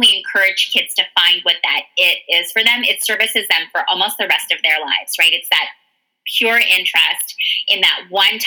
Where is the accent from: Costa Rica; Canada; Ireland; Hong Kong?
Canada; moved away as an adult; now in United States; I am the closest immigrant to my children because I was born in Canada, obviously, and came to the States when I was in my 20s.